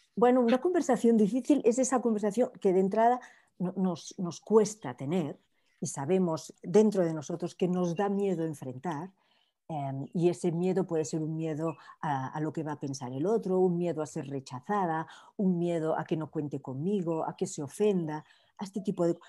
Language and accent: Spanish; Barcelona, Catalonia, Spain; now in Miami, United States; soy de Barcelona, pero llevo un montón de años viviendo en Miami